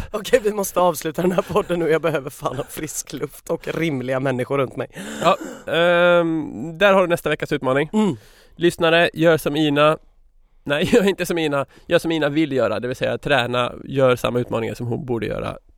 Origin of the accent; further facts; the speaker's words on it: Gothenburg, Västra Götaland, Sweden; accent: Gothenburg Swedish; Vad är det för fel på min göteborgska förresten?